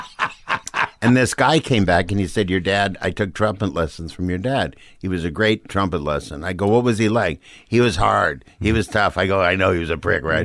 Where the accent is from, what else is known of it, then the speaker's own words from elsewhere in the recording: Saint Paul, Minnesota, United States; moved away as an adult; I grew up in Saint Paul